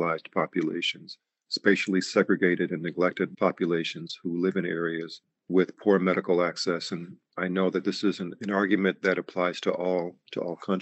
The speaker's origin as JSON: {"language": "English", "region": "New York", "country": "United States", "tie": "born or raised there", "said": "the community that I grew up in New York"}